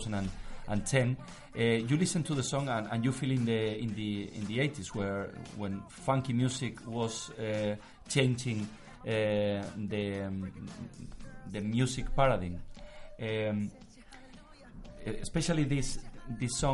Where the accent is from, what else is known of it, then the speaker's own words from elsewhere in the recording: Elche, Valencian Community, Spain; English is a second language; also born or lived in New York; I grew up in Elche